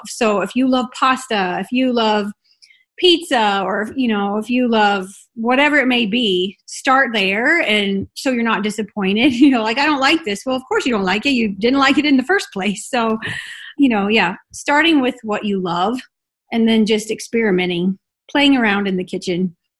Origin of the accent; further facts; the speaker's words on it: Illinois, United States; moved away as an adult; also born or lived in Salt Lake City, Utah; now in Utah, United States; I grew up in Illinois in a very small town